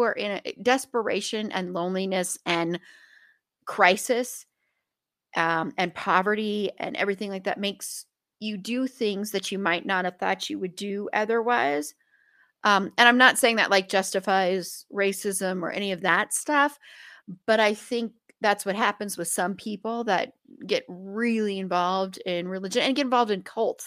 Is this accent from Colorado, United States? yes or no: yes; Colorado, United States; I grew up in Colorado